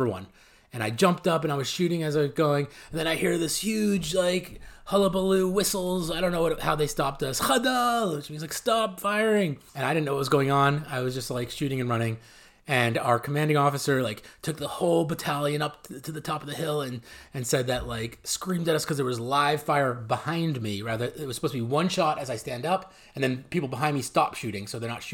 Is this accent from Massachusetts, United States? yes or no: yes; Massachusetts, United States; moved away as an adult; also born or lived in Israel; now in California, United States; how I came from Massachusetts, and we found ourselves in the Israeli army